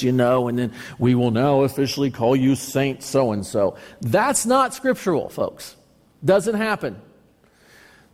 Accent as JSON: {"language": "English", "country": "United States", "said": "I am identified as an American citizen"}